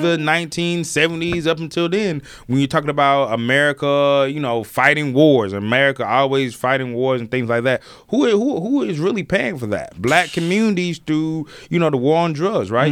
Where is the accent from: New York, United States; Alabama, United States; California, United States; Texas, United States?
Alabama, United States; I'm from Alabama